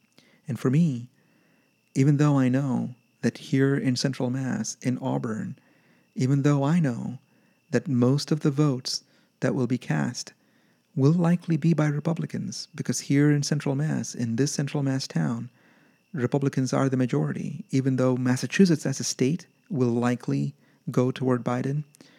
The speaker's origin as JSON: {"language": "English", "country": "Yemen", "tie": "born or raised there", "said": "about growing up in Yemen in a military dictatorship where I was just simply not allowed to vote because I was not Yemeni"}